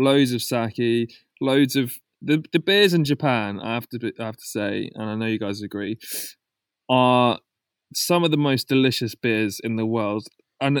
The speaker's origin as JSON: {"language": "English", "country": "United Kingdom", "said": "us being British, our culture kind of works where you can't say no to anything."}